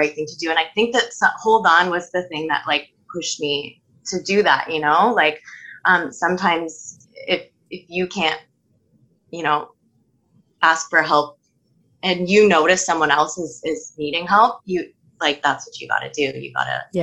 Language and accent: English; Toronto, Ontario, Canada; I'm from Toronto, Ontario